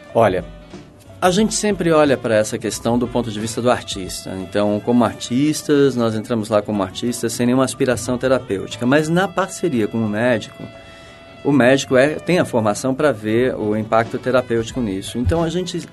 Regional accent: Brazil; moved away as an adult; also born or lived in New York; Eu saí do Brasil

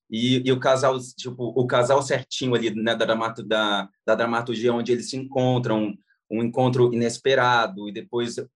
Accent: Goiás, Brazil; Eu falei, ué, mas vocês não me chamaram porque eu sou goiano?

